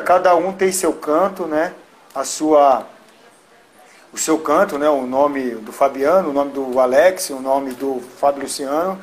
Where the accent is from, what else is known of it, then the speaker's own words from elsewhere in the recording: São Paulo, Brazil; eu cresci vendo o Serginho treinar no São Paulo por conta que eu jogava no Nacional